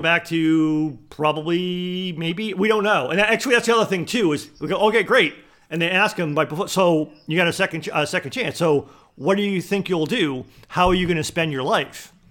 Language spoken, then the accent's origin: English; East Coast, United States; moved away; I grew up on the East Coast, so I grew up very close to the ocean